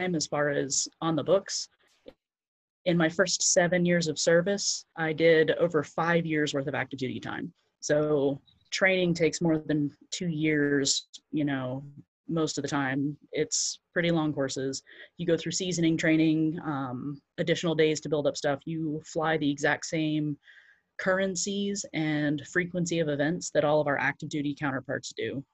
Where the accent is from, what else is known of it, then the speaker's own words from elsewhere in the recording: Central Florida, United States; I grew up in Central Florida